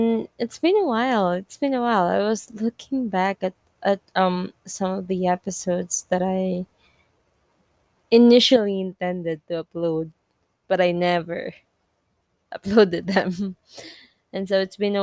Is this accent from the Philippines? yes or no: yes; Philippines; English is a second language; I'm Filipino